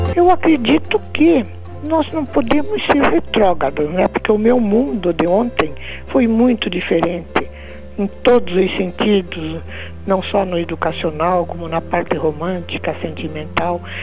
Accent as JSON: {"language": "Portuguese", "town": "Curitiba", "region": "Paraná", "country": "Brazil", "tie": "born or raised there", "moved": "yes", "lives_now": "Criciúma, Brazil", "said": "Nasci em Curitiba"}